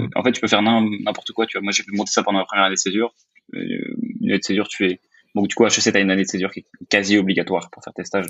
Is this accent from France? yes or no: yes; France; je suis français